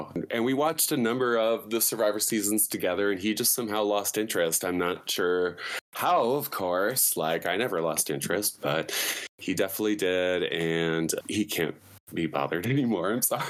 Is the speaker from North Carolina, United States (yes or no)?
no; Chicago, Illinois, United States; now in Southern California, United States; I am originally from Chicago, Midwest.